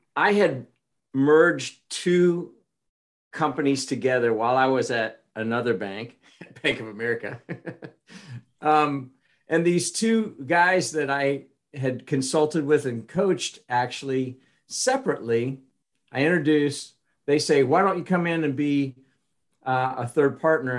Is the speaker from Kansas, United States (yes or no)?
yes; Kansas, United States; I was from Kansas